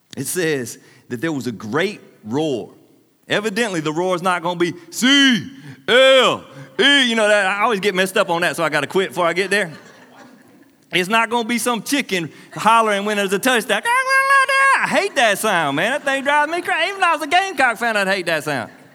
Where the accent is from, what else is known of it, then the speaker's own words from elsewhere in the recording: Anderson, United States; my hometown, Anderson